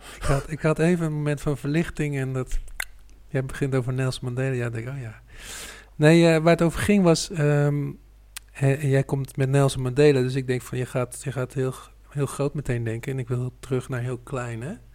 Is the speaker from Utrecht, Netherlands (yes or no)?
yes; Utrecht, Netherlands; Ik ben de provincie Utrecht niet uit geweest